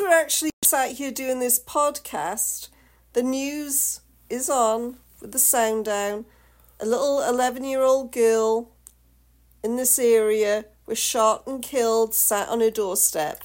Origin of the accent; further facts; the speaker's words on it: United Kingdom; I'm the Brit